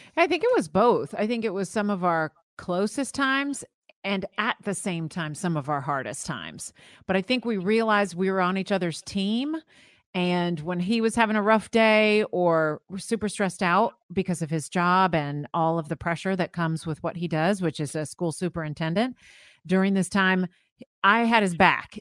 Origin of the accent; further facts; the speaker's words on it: Florida, United States; I grew up in Florida